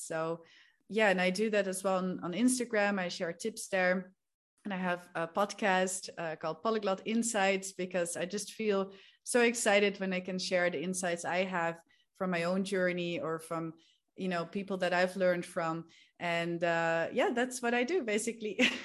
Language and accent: English; Netherlands; moved away as an adult; also born or lived in Spain / England / Peru; I'm from the Netherlands. I'm from a small town there, uh, but I've lived all around the world basically for the past ten years already.